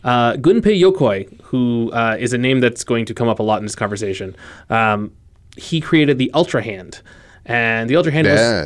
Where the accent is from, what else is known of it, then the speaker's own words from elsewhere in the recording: United States; But we're American, goddammit.